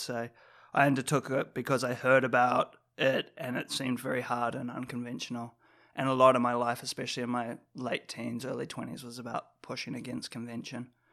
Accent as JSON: {"language": "English", "country": "New Zealand", "tie": "born or raised there", "said": "growing up in New Zealand"}